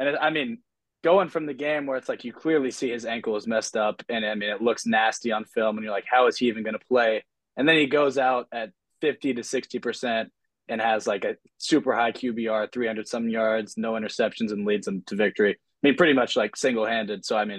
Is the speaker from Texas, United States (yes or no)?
yes; Texas, United States; also born or lived in Philadelphia; I think of myself as a native Texan. I know I was born in Philly, but I moved, like, 6 times and then pretty much settled in Texas in, like, 4th grade around there.